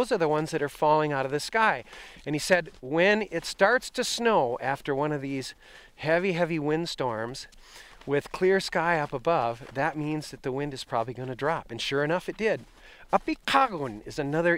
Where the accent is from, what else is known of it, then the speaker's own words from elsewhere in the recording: southern Wisconsin, United States; moved away as an adult; also born or lived in Wainwright, Alaska / Barrow, Alaska; my home in Wisconsin where I'd grown up